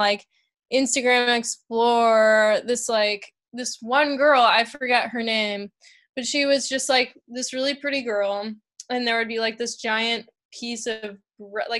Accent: Bay Area, California, United States; moved away as an adult; also born or lived in Wisconsin; I grew up in the Bay Area

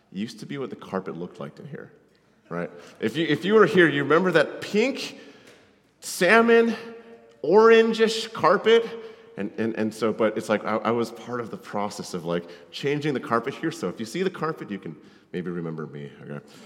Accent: Connecticut, United States; moved away; I grew up in Connecticut

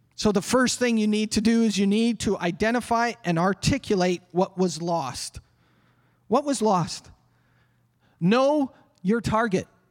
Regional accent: Canada; Us Canadians. Oh, we're the peace-loving country.

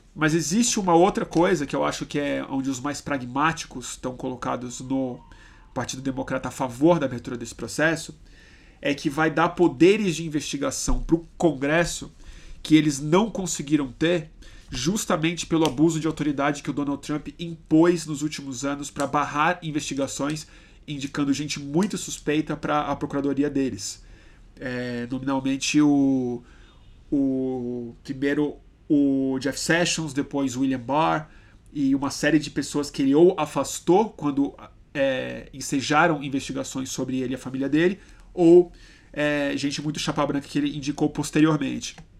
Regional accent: Brazil; eu sou brasileiro, eu gosto de ser brasileiro

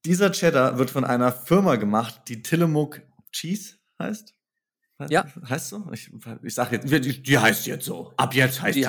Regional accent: Germany; als Deutsche

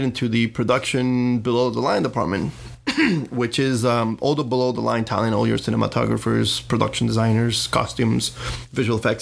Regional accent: Colombia; also born or lived in Los Angeles, United States; now in Miami, United States; I came from obviously from Colombia, but I, you know, studied in the US

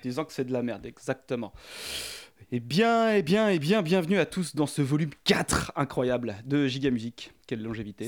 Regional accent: France; je suis français

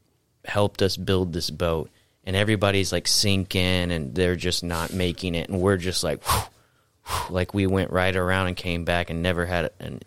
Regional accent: Florida, United States; I'm from Florida

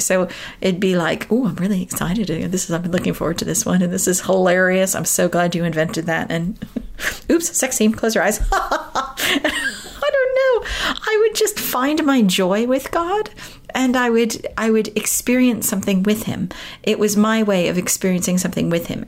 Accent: United States; moved away as an adult; now in United Kingdom; I grew up in America, so I, have lived in this country for 18 years now. Uh, but I was born and raised in America

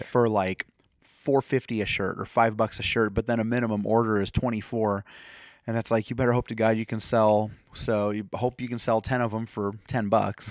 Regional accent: Fort Dodge, Iowa, United States; this is my hometown.

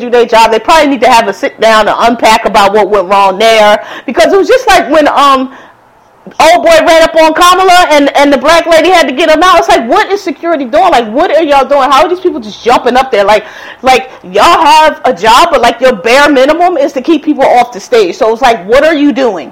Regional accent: Philadelphia, Pennsylvania, United States; moved away; also born or lived in Texas / Monterey, California / Montgomery County, Maryland / Prince George's County, Maryland; I'm from Philadelphia.

